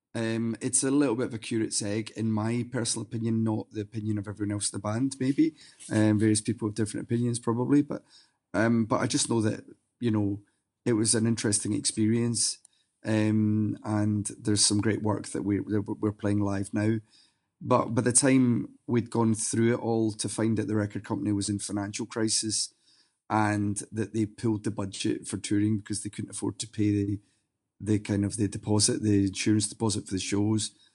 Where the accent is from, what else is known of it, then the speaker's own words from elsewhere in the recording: Glasgow, Scotland, United Kingdom; moved away as an adult; now in Sweden; my hometown of Glasgow